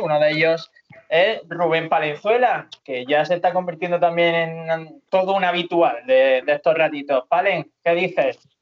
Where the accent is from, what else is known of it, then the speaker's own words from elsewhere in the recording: Almería, Andalusia, Spain; Yo me siento muy almeriense, muy andaluz, pero también tengo mis raíces murcianas